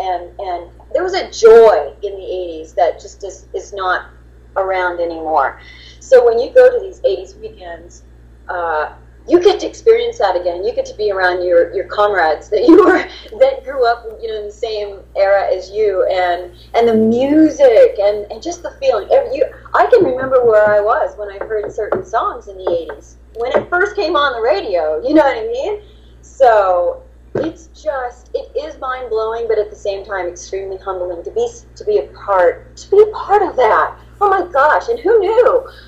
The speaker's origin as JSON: {"language": "English", "region": "Texas", "country": "United States", "said": "And remember, I'm from Texas, so everything I was doing was going to be a little bit not so correct, because I'm Southern, you know."}